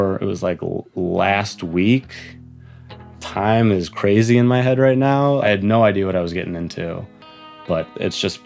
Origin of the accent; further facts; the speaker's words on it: Cleveland, Ohio, United States; also born or lived in New York; I grew up in Cleveland